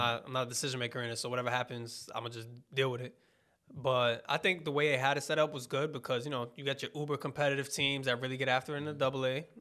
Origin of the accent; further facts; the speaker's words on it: New York, United States; I'm from New York